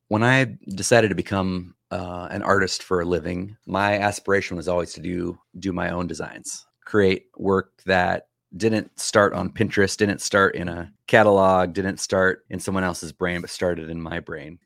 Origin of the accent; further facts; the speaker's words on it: San Joaquin Valley, California, United States; moved away as an adult; also born or lived in Canada; I grew up right in the middle, both north and south, east and west of California. It's called the San Joaquin Valley.